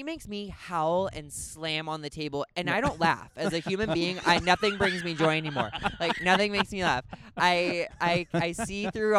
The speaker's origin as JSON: {"language": "English", "region": "Midwest", "country": "United States", "tie": "born or raised there", "moved": "yes", "lives_now": "Los Angeles, United States", "said": "I grew up in the Midwest."}